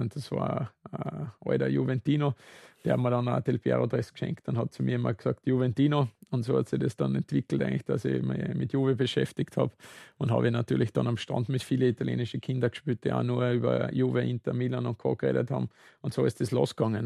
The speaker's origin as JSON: {"language": "German", "town": "Saalfelden", "region": "Salzburg", "country": "Austria", "tie": "born or raised there", "moved": "yes", "lives_now": "Vienna, Austria", "said": "ich bin in Zwölföden am Salzburgland aufgewachsen"}